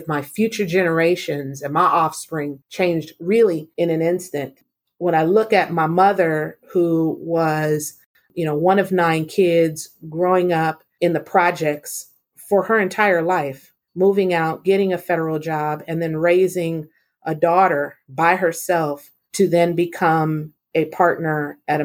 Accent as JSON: {"language": "English", "town": "San Diego", "region": "California", "country": "United States", "tie": "born or raised there", "said": "I grew up in San Diego in a single parent household"}